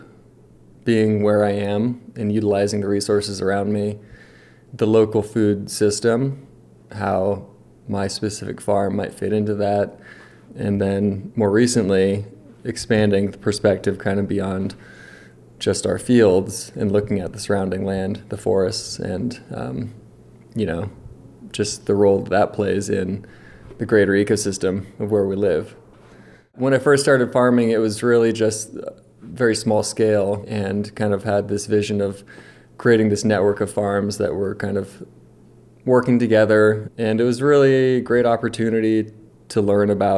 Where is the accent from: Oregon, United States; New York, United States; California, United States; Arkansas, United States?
California, United States; Nevada County; I'm 37, born and raised in Nevada County